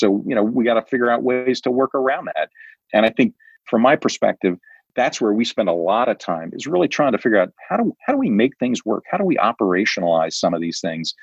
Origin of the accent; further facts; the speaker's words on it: Prairie Village, Kansas, United States; moved away as an adult; now in New Hampshire, United States; I grew up in the Midwest, and I grew up in a town called Prairie Village.